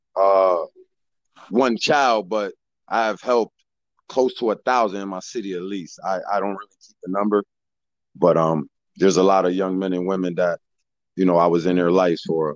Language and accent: English; Bridgeport, Connecticut, United States; I was born and raised in Bridgeport, Connecticut. Came up in the public school system in Bridgeport. I did 4.5 years in the military, United States Navy. And I came back to Bridgeport, Connecticut in 2003.